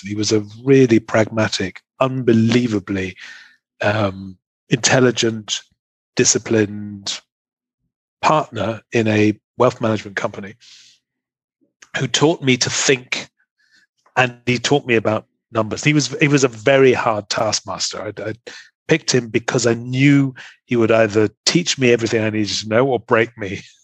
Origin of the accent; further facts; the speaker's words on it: England, United Kingdom; moved away as an adult; also born or lived in Germany / Munich; now in Ireland; I am an Englishman living in Ireland.